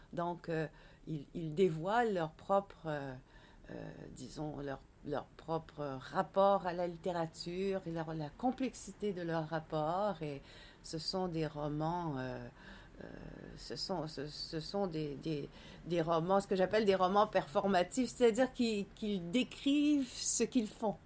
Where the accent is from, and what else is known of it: Quebec, Canada